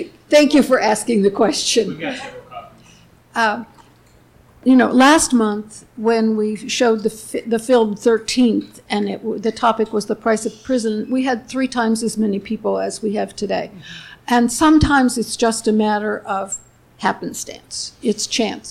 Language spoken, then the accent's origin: English; Cleveland, Ohio, United States; I grew up in Cleveland